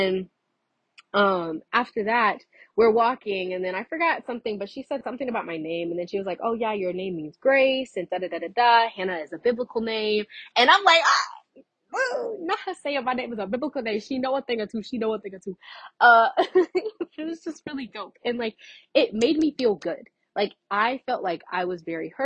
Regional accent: Fort Myers, Florida, United States; I was from Fort Myers

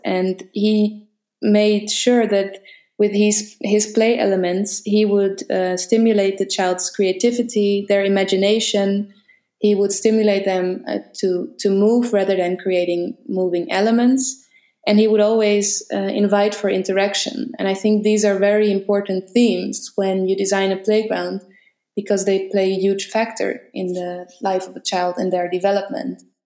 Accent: Amsterdam, North Holland, Netherlands; I grew up in Amsterdam

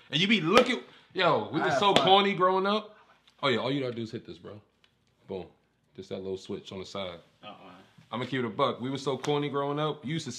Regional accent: Boston, Massachusetts, United States; I went to EC growing up in Roxbury.

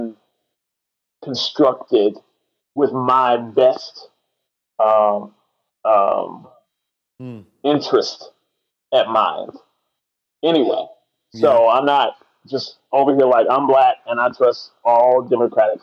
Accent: United States; as a Christian who is American

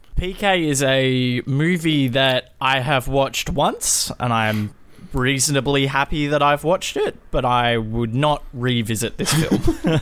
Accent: Australia

